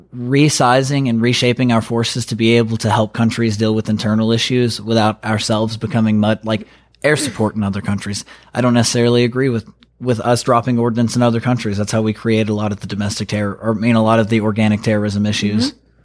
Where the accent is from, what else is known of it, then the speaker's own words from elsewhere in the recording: North Carolina, United States; I was born and raised in North Carolina.